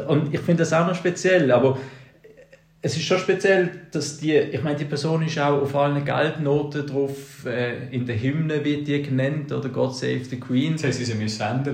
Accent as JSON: {"language": "German", "country": "Switzerland", "said": "als Schweizer"}